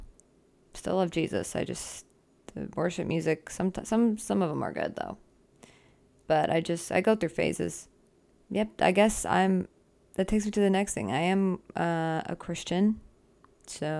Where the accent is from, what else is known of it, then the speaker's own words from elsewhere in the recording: Arizona, United States; also born or lived in Southern California; now in California, United States; I grew up in Arizona, and now I live in California, Southern California